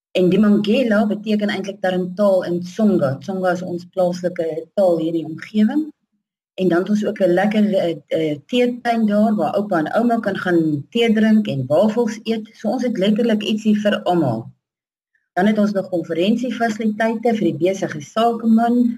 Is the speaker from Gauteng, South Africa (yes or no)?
no; Tzaneen, Limpopo, South Africa; Ek is uh, gebore en getoe hier in Zanin in die Zanin area. Ek het so 50 km van Zanin af grootgeword.